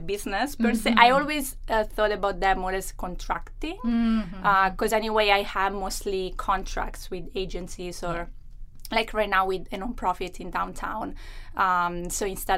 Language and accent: English; Rome, Lazio, Italy; moved away as an adult; now in Vancouver, Canada; So I'm from Italy. I was born and raised in Rome, and I moved to Canada in 2013 in September.